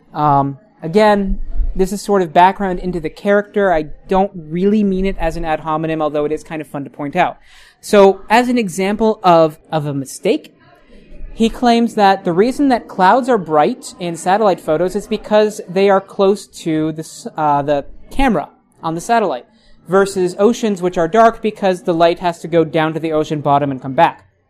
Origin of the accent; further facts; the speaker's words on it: United States; I'm American